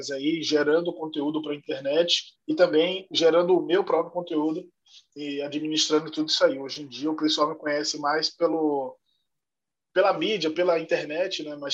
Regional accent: Salvador, Bahia, Brazil; now in São Paulo, Brazil; eu sou de Salvador, Bahia. Moro em São Paulo há nove anos e eu vim para cá para começar um projeto social.

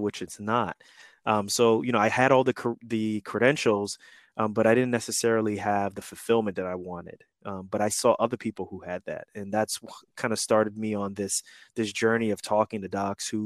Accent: New York City, New York, United States; moved away as an adult; also born or lived in Newark area, New Jersey, United States / Kansas City, Missouri, United States / Atlanta, Georgia, United States; I'm 41 and I grew up in New York City. I was in Queens, New York during that time when crack was huge.

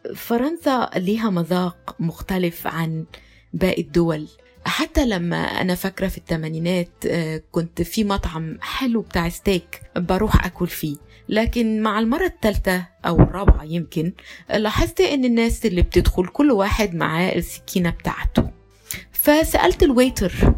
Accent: Egypt; عندنا في مصر

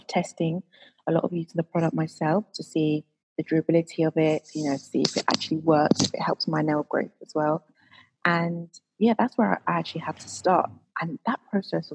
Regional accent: Croydon, London, United Kingdom; I actually grew up in Croydon

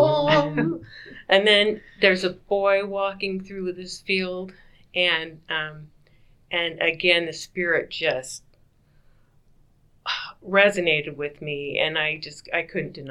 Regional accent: Utah, United States; moved away; he knew I was from Utah

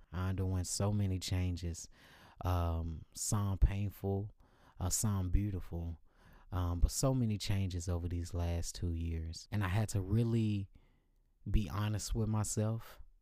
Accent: Dallas, Texas, United States; moved away as an adult; now in Los Angeles, United States; I moved to Los Angeles about two years ago from my hometown of Dallas, Texas

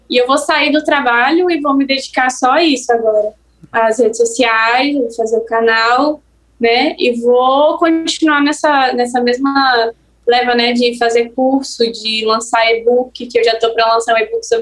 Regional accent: Espírito Santo, Brazil; eu sou capixaba.

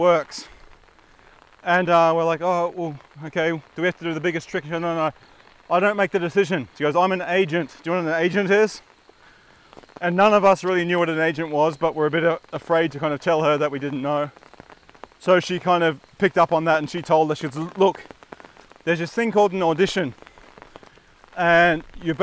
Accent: Redcliffe Peninsula, Queensland, Australia; we come from the Redcliffe Peninsula

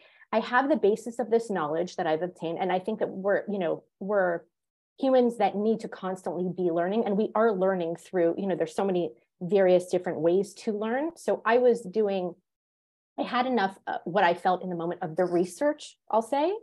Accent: Montreal, Quebec, Canada; moved away; also born or lived in Florida / Georgia; I grew up in Montreal

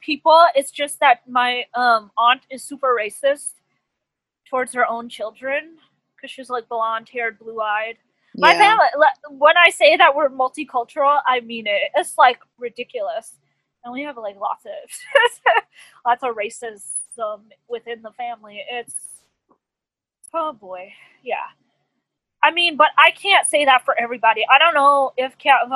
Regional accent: Jersey City, New Jersey, United States; I'm from Jersey City and we have large POC population, you know, largely Hispanic, Latino, black, you know, South Asian, like it's you know, when I was growing up, you'd see more POC

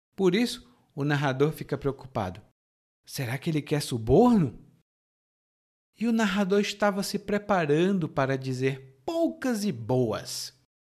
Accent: Fortaleza, Ceará, Brazil; now in Salvador, Brazil; Fortaleza de onde eu sou

